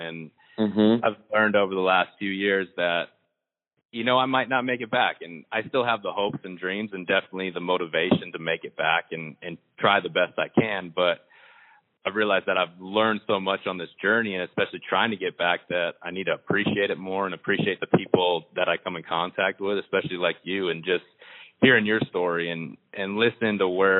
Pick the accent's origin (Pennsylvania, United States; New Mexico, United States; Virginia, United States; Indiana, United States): New Mexico, United States; Albuquerque; As soon as I got to Washington, 3 days later, we were going to my hometown in Albuquerque